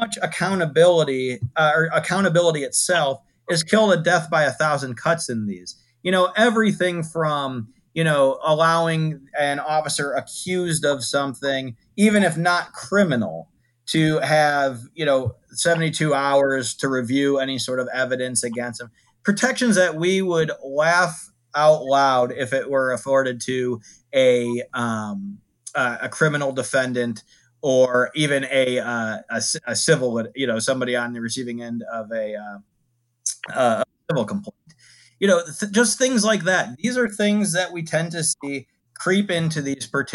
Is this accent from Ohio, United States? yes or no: yes; Toledo, Ohio, United States; as a person who grew up, born and raised in Toledo, Ohio